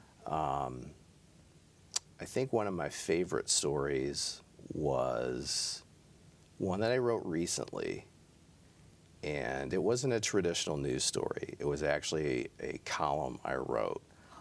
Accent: Midland, Michigan, United States; I grew up in Midland

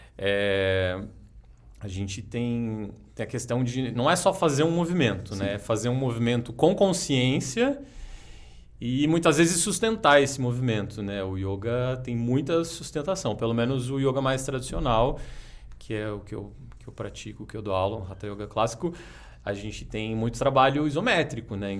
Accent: Jacareí, São Paulo, Brazil; now in São Paulo, Brazil; eu sou de Jacareí, interior de São Paulo. Comecei lá

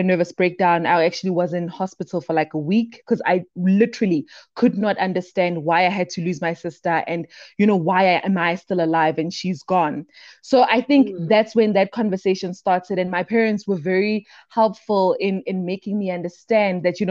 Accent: Brakpan, Gauteng, South Africa; also born or lived in Daveyton; I am from the East Rand, born and bred within South Africa, a little town in Brakpan. Then I grew up with my grandmother in the township called Daveyton

